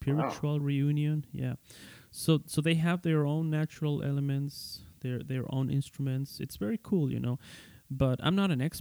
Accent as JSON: {"language": "English", "country": "Ecuador", "tie": "born or raised there", "also_born_or_lived": "Europe", "moved": "yes", "said": "I came back here to my hometown, you know, Ecuador"}